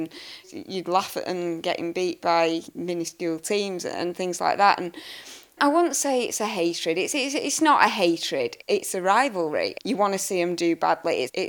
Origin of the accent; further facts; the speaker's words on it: Salford, North West England, United Kingdom; Born and raised in Salford.